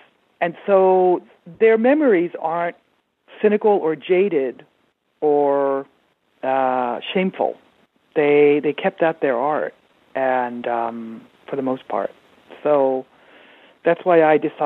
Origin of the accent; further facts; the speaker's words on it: Japan; I was born and raised in Japan